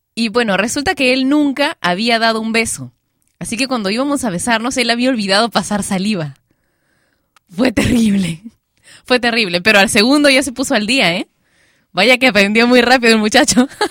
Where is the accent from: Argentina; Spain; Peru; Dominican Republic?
Peru; panty en mi país, Perú, no se le dice a la ropa interior. No, acá le decimos calzones a eso